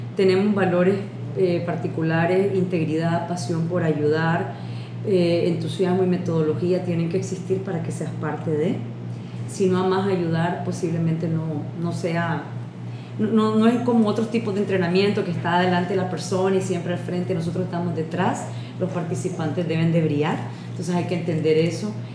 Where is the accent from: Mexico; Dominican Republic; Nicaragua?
Nicaragua; ¿y de dónde soy de Nicaragua?